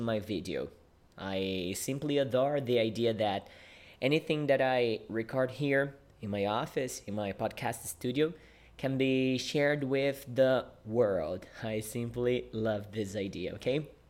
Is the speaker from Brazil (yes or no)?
yes; Brazil; English is a second language; I am a Brazilian English teacher. Yeah, I teach English and I live in Brazil.